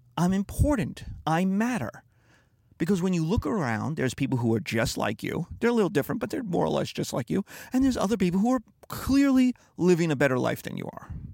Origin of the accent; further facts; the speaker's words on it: United States; being American